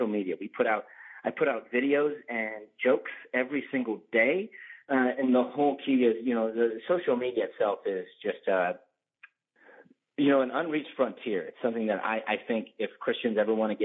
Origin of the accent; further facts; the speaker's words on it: Ohio, United States; moved away; growing up in Ohio